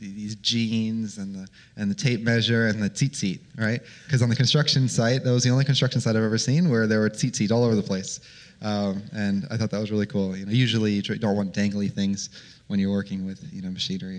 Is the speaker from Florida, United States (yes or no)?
yes; Florida, United States; I'm from Florida